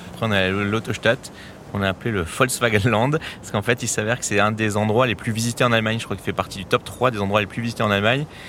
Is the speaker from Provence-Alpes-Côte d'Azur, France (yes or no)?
no; Alsace, Grand Est, France; moi, en tant qu'Alsacien